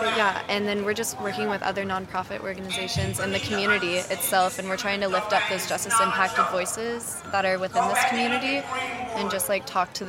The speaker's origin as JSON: {"language": "English", "region": "Oregon", "country": "United States", "moved": "yes", "lives_now": "Memphis, United States", "said": "I use she, they pronouns. I'm from Oregon, but I lived in Memphis for about 6 years now."}